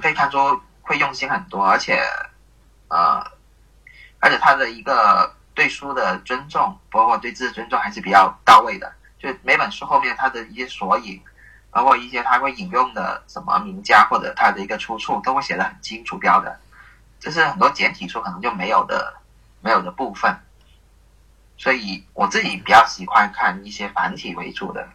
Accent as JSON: {"language": "Chinese", "region": "Guangdong", "country": "China", "tie": "born or raised there", "said": "出生在广东这边的地区"}